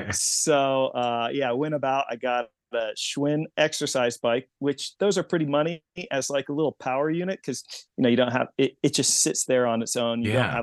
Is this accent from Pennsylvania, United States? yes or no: yes; Pennsylvania, United States; Yeah, I grew up near Lake Erie, and now I live near Harrisburg